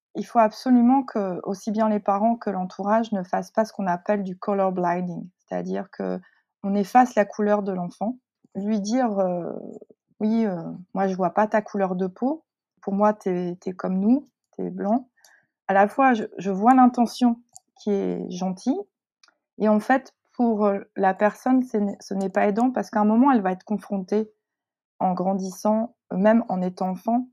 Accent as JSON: {"language": "French", "region": "northern France", "country": "France", "tie": "born or raised there", "also_born_or_lived": "Seoul, South Korea", "said": "Je suis arrivée en France, dans le nord de la France"}